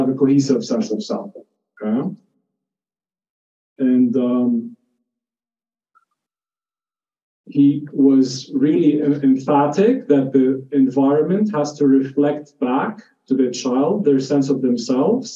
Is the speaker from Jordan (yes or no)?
yes; Jordan; moved away; I'm Palestinian, but I grew up in Jordan